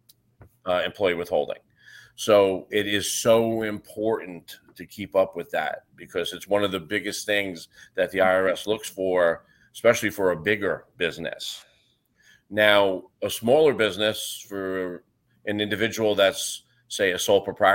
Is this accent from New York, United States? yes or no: yes; New York, United States; moved away as an adult; now in Florida, United States; I'm from New York